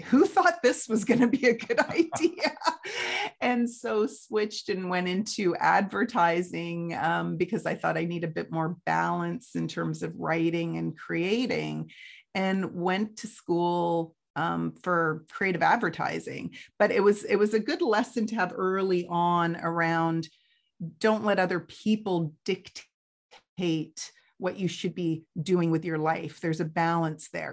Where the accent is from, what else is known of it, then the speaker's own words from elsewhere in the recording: Canada; also born or lived in United Kingdom; we moved to Canada in 1977